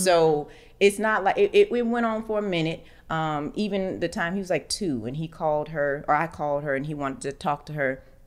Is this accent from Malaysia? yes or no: no; Orlando, Florida, United States; moved away as an adult; now in Atlanta, United States; Orlando, and of course, that's my hometown